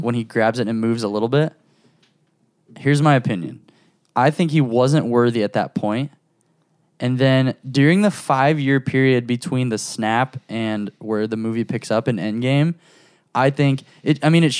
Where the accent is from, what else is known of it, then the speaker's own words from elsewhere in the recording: Nebraska, United States; moved away; also born or lived in Missouri / Kansas / Tennessee; Before that, I lived in Kansas. Before that, I lived in Missouri. Oh. And before that, I grew up in Nebraska